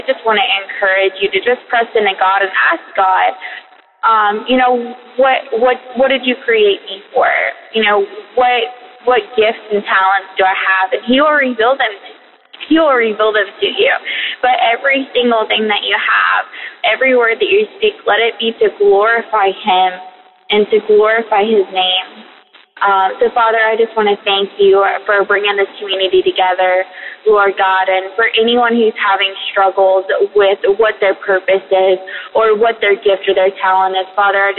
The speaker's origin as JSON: {"language": "English", "region": "Tennessee", "country": "United States", "said": "I'm from Tennessee."}